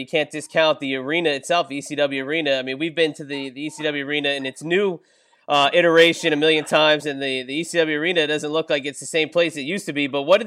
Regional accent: New Jersey, United States; growing up in New Jersey

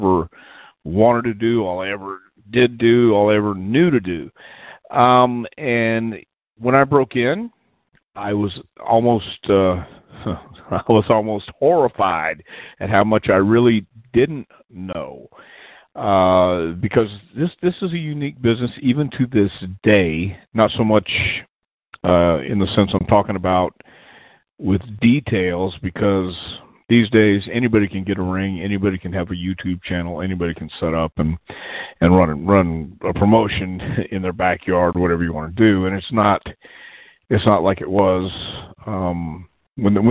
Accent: El Paso, Texas, United States; also born or lived in Houston, Texas; But I grew up in El Paso, Texas

